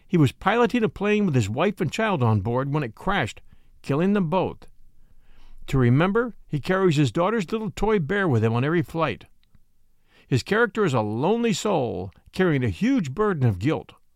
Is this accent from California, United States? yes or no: yes; California, United States; moved away as an adult; also born or lived in Virginia; I grew up in California, I spent most of my adult life in Virginia